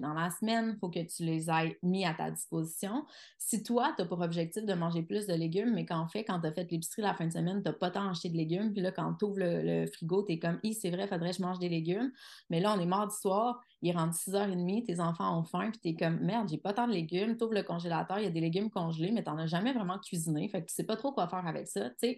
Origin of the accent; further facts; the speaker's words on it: Quebec City, Quebec, Canada; je suis de Québec.